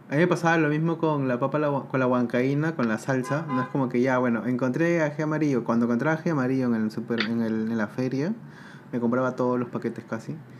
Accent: Peru; now in Uruguay; en Perú ya comíamos también bastante tema de lengua

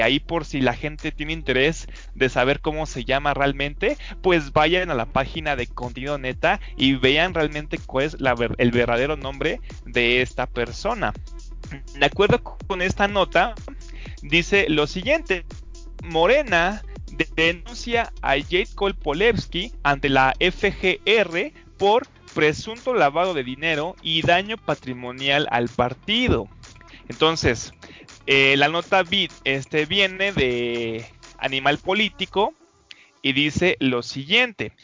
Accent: Mexico; uno como mexicano

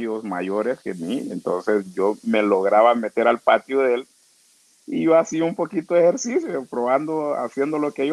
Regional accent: Trujillo, Colón, Honduras; yo nací en Trujillo, Colón. Yo soy de Trujillo, Colón, barrio Cristales. es una comunidad garífuna de, Trujillo.

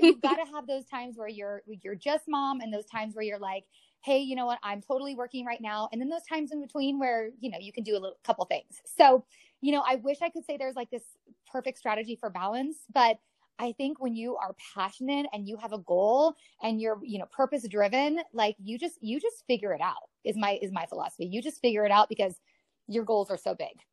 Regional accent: Colorado, United States; also born or lived in Mississippi / San Diego / Omaha; I've been here since I was like seven years, six years old

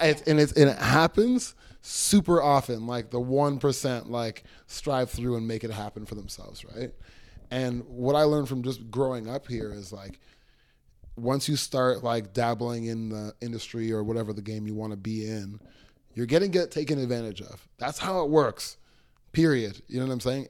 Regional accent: Toronto, Ontario, Canada; I got here when I was six years old

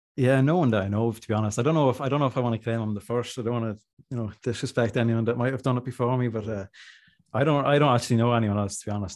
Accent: Monaghan, Ulster, Ireland; I'm from Monaghan

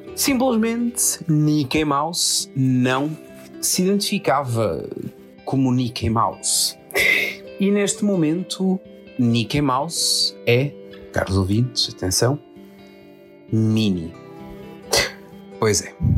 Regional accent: Portugal; como bom português

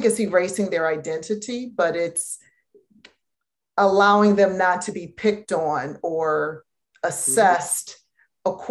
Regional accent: Detroit, Michigan, United States; I'm from Detroit, and my parents sent us to Catholic schools

